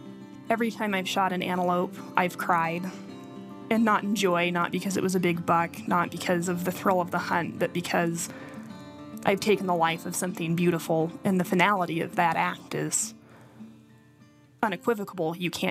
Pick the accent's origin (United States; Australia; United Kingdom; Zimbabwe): United States; Rawlins, Wyoming; My brother and I were born in Rawlins, Wyoming, but we were raised in the Red Desert. These wide horizons, the sweep of sky against earth, are our home.